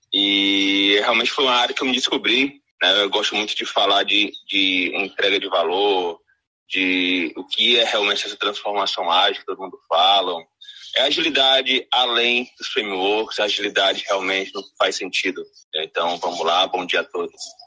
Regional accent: Ceará, Brazil; eu sou aqui do Nordeste, né, no Ceará

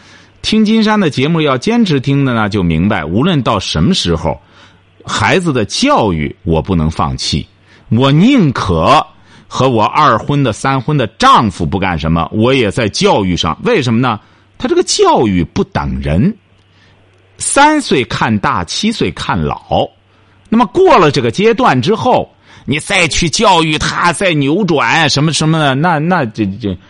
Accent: China; 我们中国人常讲的一句话：“龙生龙，凤生凤。”

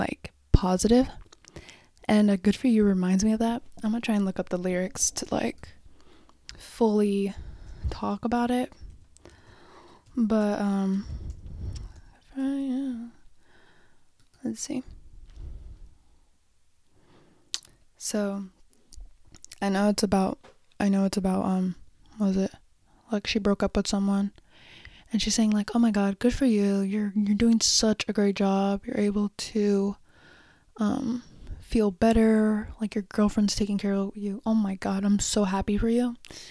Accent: Oxnard, California, United States; moved away; Originally, I'm from Oxnard, like Ventura, Beachy

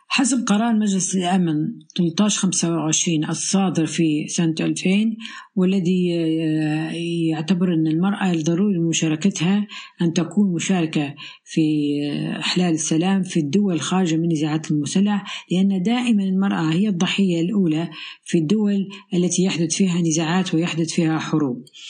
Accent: Tripoli, Tripoli District, Libya; من طرابلس العاصمة طرابلس ليبيا

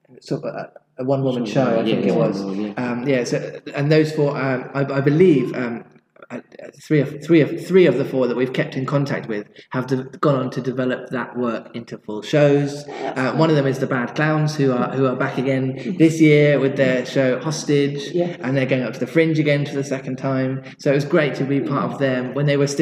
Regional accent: Kingston upon Thames, London, United Kingdom; moved away; I don't live around here anymore, but this was my hometown

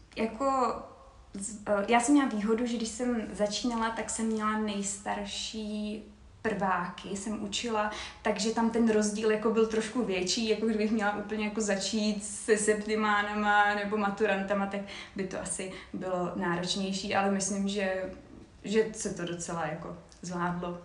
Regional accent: Czechia; jako Češi

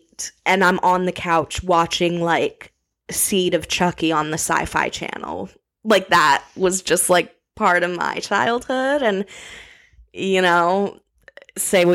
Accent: New Paltz, New York, United States; I am from New Paltz, New York

